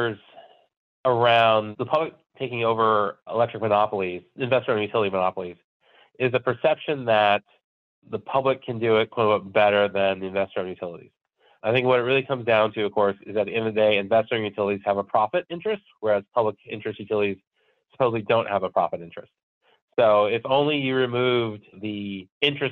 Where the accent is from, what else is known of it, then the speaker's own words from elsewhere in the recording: California, United States; now in Minnesota, United States; I grew up in California and I moved to Minnesota from California